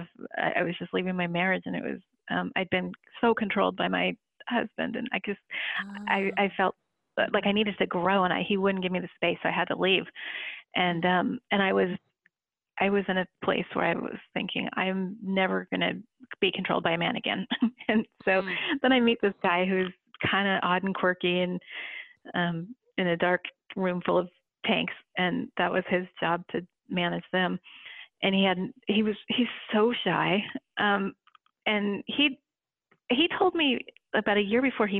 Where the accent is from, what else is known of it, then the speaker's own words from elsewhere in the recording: San Francisco, California, United States; I grew up in San Francisco